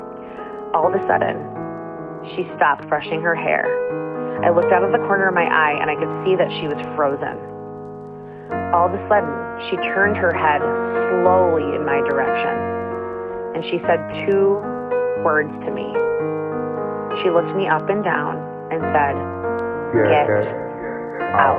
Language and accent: English; Minnesota, United States; I'm in eighth grade, and I'm from Minnesota